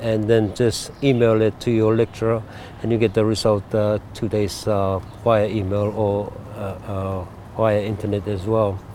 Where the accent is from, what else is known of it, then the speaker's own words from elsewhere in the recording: Cook Islands; I was born in Rarotonga, and my dad is from the island of Attu